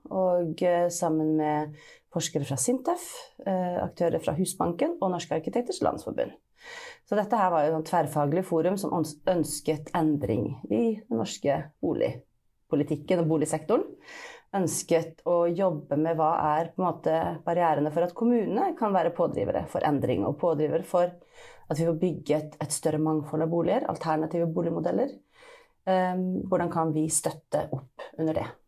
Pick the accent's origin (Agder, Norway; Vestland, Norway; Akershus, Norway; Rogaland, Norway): Vestland, Norway; Bergen; Men ellers men... føler jeg eh, meg som bergenser, da, selv om jeg ikke høres sånn ut.